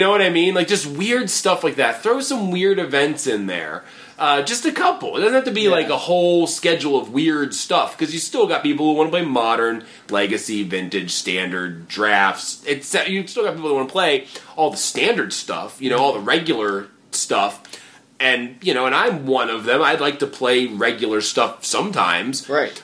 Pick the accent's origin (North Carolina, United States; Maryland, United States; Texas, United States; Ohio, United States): Maryland, United States; near Baltimore; moved away; to be down here in DC, you know, close to Baltimore, close to my hometown, but not necessarily there